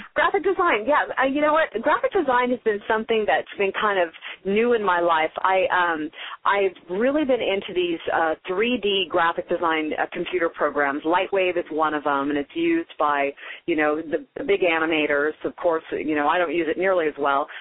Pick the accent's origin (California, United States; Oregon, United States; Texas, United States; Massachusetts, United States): California, United States; Carmichael; also born or lived in Oakland, California / Denver, Colorado; I grew up in Carmichael, right near like Mercy San Juan Hospital. Um, I was originally born in Oakland, so I am a California girl, born in Oakland